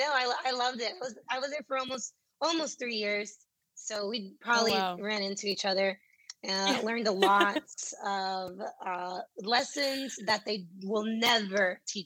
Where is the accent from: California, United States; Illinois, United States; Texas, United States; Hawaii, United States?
Texas, United States; Dallas; So I moved down Loop 12 and I grew up right on the border of West Dallas and South Irving. So that's where I spent my formative years.